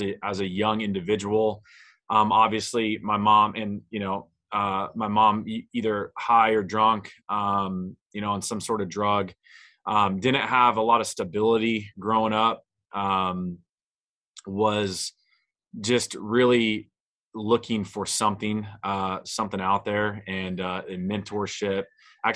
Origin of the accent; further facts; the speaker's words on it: Naples, Florida, United States; I was born in Naples, Florida